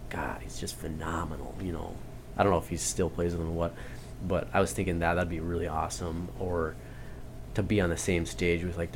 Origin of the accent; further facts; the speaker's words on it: North Dakota, United States; I grew up in North Dakota